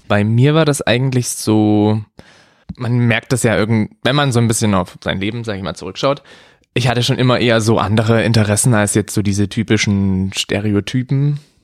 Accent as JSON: {"language": "German", "region": "Saxony", "country": "Germany", "tie": "born or raised there", "also_born_or_lived": "Bavaria", "lives_now": "Dresden, Germany", "said": "gebürtiger Sachse, bin ein bisschen in der, ja, in Deutschland rumgekommen, bin mal kurzzeitig in Bayern gewesen"}